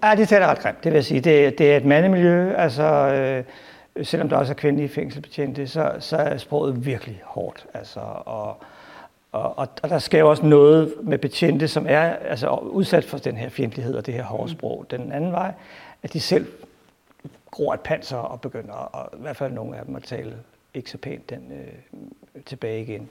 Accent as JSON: {"language": "Danish", "town": "Albertslund", "region": "Capital Region of Denmark", "country": "Denmark", "tie": "born or raised there", "said": "Jeg voksede op i Abbaslund, tæt på Fridsøs Lilles fængsel"}